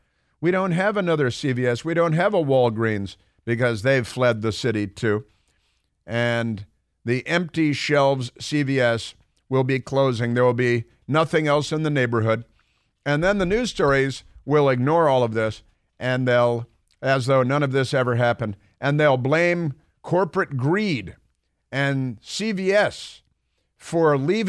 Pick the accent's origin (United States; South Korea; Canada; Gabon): United States; Chicago, Illinois; Well, I grew up in Chicago, so.